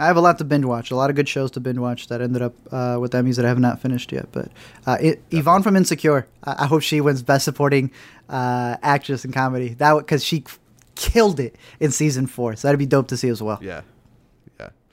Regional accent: United States; obviously we're very American

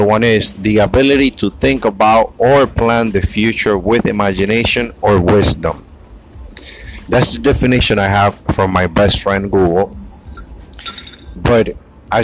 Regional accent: New York, United States; I'm in New York. I'm from New York

